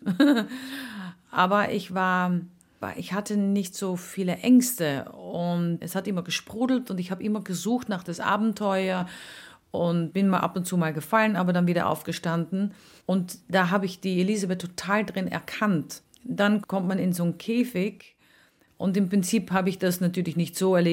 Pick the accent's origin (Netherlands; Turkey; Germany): Netherlands; now in Austria; Und dann kam ich natürlich mit meinen Erfahrungen als Holländerin.